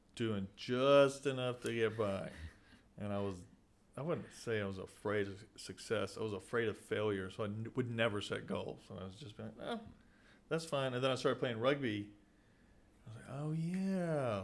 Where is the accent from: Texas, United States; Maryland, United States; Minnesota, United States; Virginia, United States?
Texas, United States; Sweeny; getting out of my hometown